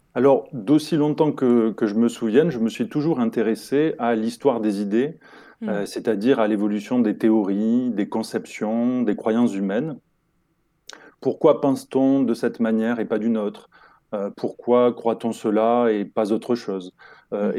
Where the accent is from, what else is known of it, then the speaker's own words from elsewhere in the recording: Toulouse area, Occitania, France; je suis originaire du sud-ouest de la France et plus particulièrement de la région toulousaine